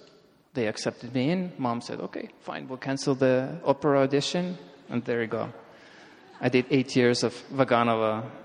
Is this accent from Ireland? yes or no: no; Russia; And one thing you have to understand is I grew up in Soviet Russia.